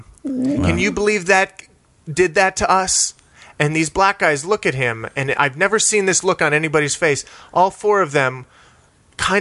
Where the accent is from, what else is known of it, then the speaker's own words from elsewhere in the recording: El Paso, Texas, United States; also born or lived in Cleveland, Ohio; I was born in Cleveland, Ohio, and then moved to El Paso, Texas when I was 4